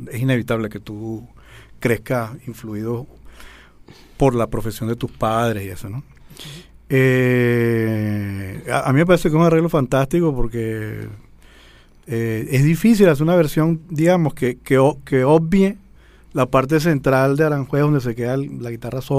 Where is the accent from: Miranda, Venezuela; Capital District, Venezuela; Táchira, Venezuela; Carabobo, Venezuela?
Miranda, Venezuela; Guarenas; also born or lived in Caracas; yo nací aquí en Caracas, pero mi familia se mudó a Guarena en el año